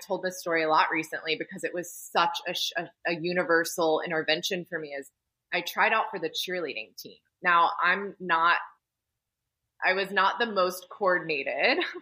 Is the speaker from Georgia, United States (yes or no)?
yes; Atlanta, Georgia, United States; I was born and raised in Atlanta, Georgia